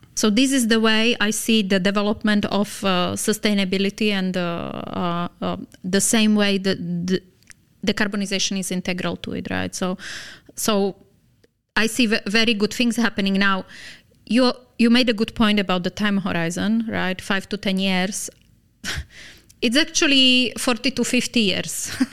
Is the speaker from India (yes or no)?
no; Slovakia; moved away as an adult; also born or lived in Lebanon / Dubai; Slovakia, my home country